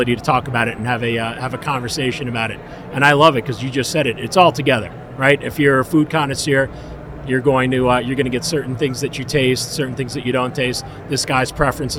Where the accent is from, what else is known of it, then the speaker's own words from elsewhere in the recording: New York City, New York, United States; moved away; I was born in Queens, and then I'm a sellout. I moved to the burbs